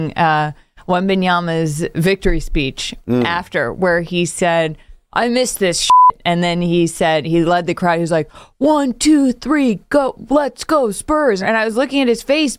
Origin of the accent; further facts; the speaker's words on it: Northeast, United States; Growing up in the Northeast